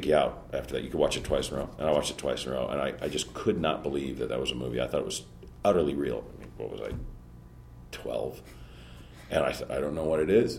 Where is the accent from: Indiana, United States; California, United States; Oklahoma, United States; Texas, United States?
California, United States; Pacoima; Northeastern San Fernando Valley, in a little city called Pacoima